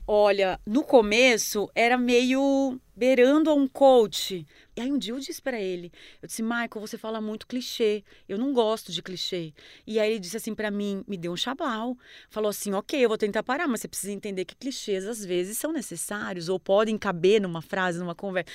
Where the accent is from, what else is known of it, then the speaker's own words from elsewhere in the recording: Marechal Cândido Rondon, Paraná, Brazil; also born or lived in Florianópolis; now in São Paulo, Brazil; Eu nasci em Marechal Cândido Rondon, no interior do Paraná, do lado do Paraguai